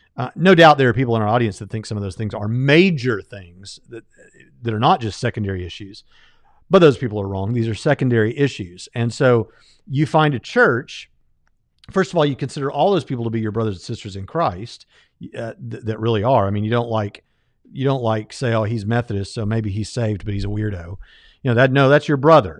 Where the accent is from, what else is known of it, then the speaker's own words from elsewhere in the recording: Jacksonville, Florida, United States; I grew up in Jacksonville, Florida, went to the beach every weekend